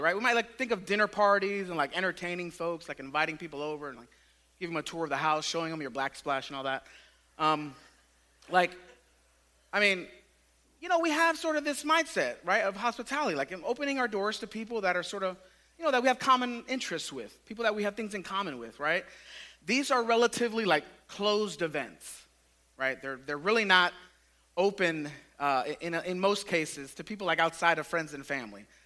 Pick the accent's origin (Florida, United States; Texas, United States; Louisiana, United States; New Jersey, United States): Florida, United States; Tampa; I grew up in West Tampa, like just east of Raymond James Stadium.